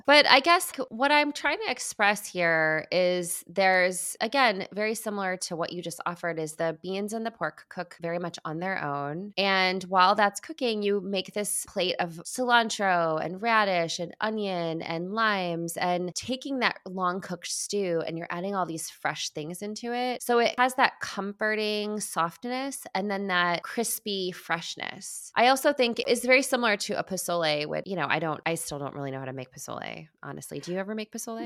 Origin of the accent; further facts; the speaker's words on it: Midwest, United States; growing up in the Midwest